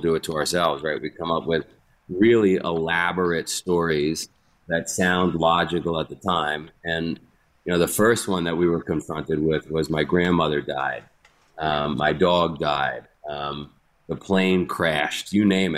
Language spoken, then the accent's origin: English; New York City, New York, United States; I grew up in Queens, New York